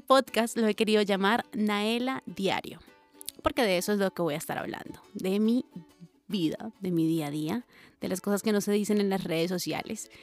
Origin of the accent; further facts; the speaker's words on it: Colombia; soy colombiana